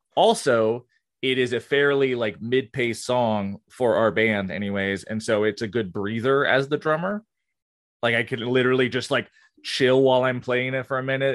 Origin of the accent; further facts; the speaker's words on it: Gainesville, Florida, United States; I'm from Gainesville, Florida